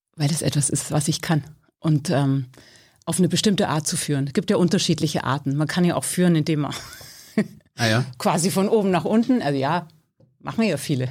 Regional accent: Bavaria, Germany; moved away as an adult; now in Berlin, Germany; Geboren bin ich in Bayern. Ich bin seit 30 Jahren hier

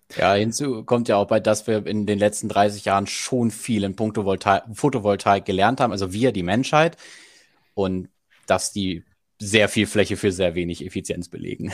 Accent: Germany; bei uns in Deutschland

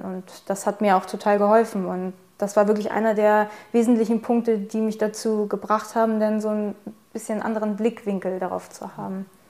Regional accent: Germany; ich bin Deutsch, ich bin in Deutschland geboren, ich habe die deutsche Staatsangehörigkeit

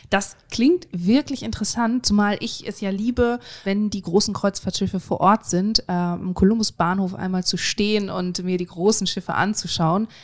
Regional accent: Bremerhaven, Bremen, Germany; Bei uns in Bremerhaven

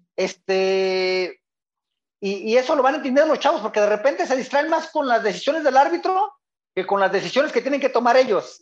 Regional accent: Guadalajara, Jalisco, Mexico; Yo soy de Guadalajara, de una colonia brava, la colonia Echeverría

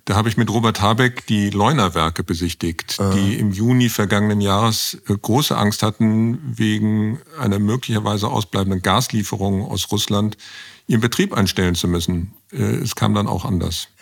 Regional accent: Bonn, North Rhine-Westphalia, Germany; Ich komme aus Bonn

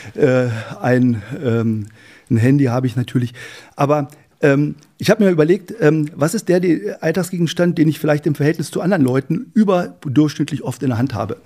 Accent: Wolfsburg, Lower Saxony, Germany; moved away; also born or lived in Helmstedt; bin in, äh, in Wolfsburg, genauer gesagt im, äh, im Ortsteil Hattorf, das ist ein Dorf, eingemeindetes Dorf von Wolfsburg, aufgewachsen

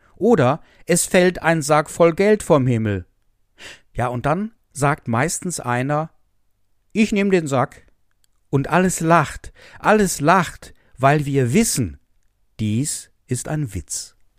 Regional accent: Essen, North Rhine-Westphalia, Germany; now in Westerwald, Germany; Ich komme aus der Stadt, aus der Stadt Essen.

